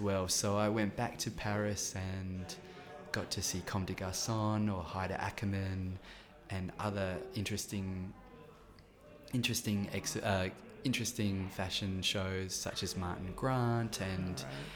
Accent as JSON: {"language": "English", "area": "countryside near Adelaide", "region": "South Australia", "country": "Australia", "tie": "born or raised there", "also_born_or_lived": "Melbourne", "moved": "as an adult", "said": "before Adelaide, I lived on the farm in the countryside"}